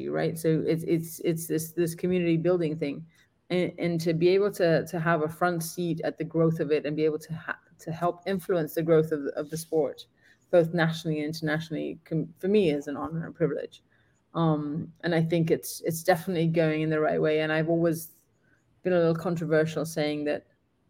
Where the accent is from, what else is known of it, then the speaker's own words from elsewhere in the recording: Gibraltar; moved away; I'm from Gibraltar and I've done a bunch of clinics back home